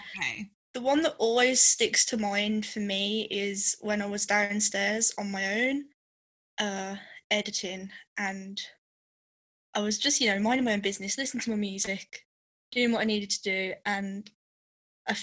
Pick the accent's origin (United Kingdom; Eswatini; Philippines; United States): United Kingdom; Halesowen, West Midlands; So I'm from Hales Owen, which is in the West Midlands in the UK